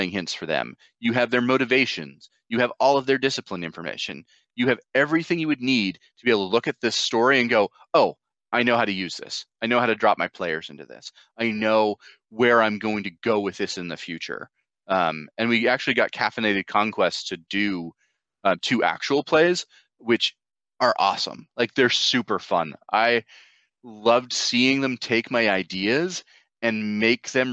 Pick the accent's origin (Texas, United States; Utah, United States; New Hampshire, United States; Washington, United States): New Hampshire, United States; I'm from New Hampshire